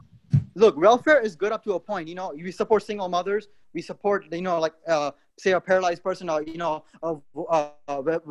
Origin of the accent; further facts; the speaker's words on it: India; also born or lived in Mumbai; I'm from India, bro. My ancestors were slaves in India, too.